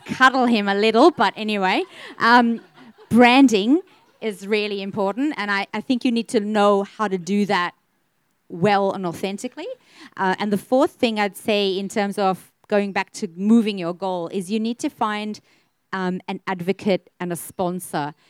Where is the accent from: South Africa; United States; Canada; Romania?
South Africa; now in Australia; I'm South African born and raised